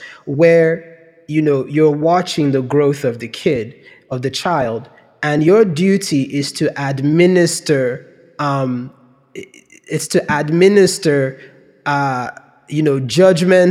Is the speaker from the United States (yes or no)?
no; Nigeria; moved away; when we were growing up in Nigeria